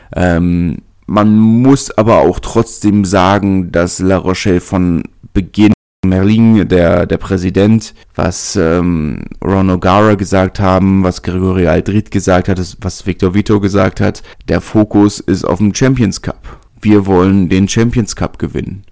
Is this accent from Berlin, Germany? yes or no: yes; Berlin, Germany; als Berliner